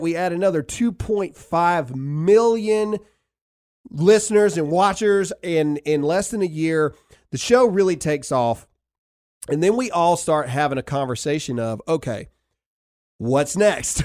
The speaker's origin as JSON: {"language": "English", "region": "the South", "country": "United States", "said": "We are just people from the South"}